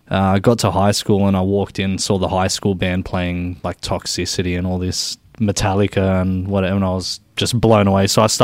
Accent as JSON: {"language": "English", "town": "Sydney", "region": "New South Wales", "country": "Australia", "tie": "born or raised there", "said": "Grew up in a place called George's Hall in Sydney, and right next to Bankstown Airport"}